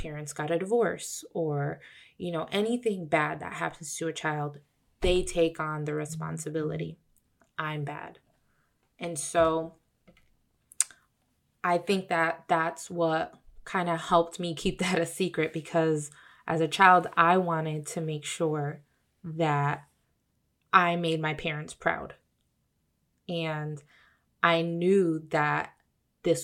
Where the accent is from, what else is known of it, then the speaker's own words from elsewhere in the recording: Bridgeport, Connecticut, United States; been brought up here in Bridgeport, Connecticut, good old Bridgeport, Connecticut, I was born in St. Vincent's Hospital